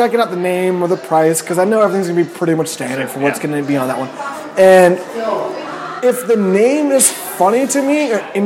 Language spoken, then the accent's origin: English; Petaluma, California, United States; I'm from Petaluma.